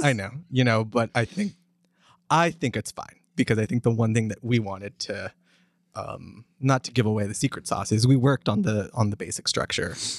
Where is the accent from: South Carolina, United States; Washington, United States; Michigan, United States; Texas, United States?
Texas, United States; East; also born or lived in Los Angeles / Arlington, Texas / New York; I moved here when I was ten. I moved to East Texas and from Los Angeles and grew up in East Texas, but, uh, after, in the middle of high school, my family moved to Arlington